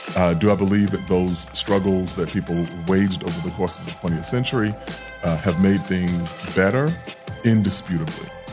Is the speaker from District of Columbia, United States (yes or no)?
no; New York City, New York, United States; I grew up in Queens and Hollis